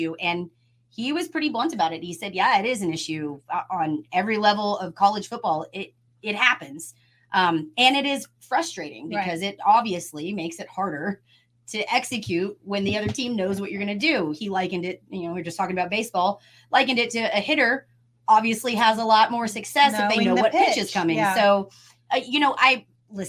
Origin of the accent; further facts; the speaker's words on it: Austin, Texas, United States; also born or lived in Round Rock, Texas; I grew up in Austin. I cheer for Texas teams, right? I'm not from Houston. I'm not from Dallas.